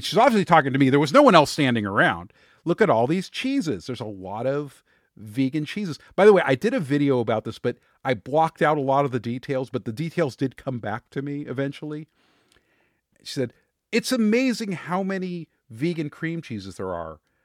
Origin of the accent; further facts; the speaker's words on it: Los Angeles, California, United States; I was born in Hollywood. I, you know, I, I'm around actors and performers. I mean, I, I grew up in that world